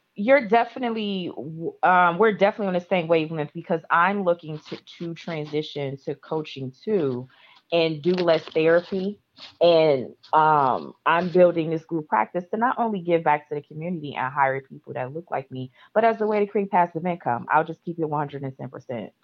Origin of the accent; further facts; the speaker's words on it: Midwest, United States; moved away; I'm from the Midwest and it's cold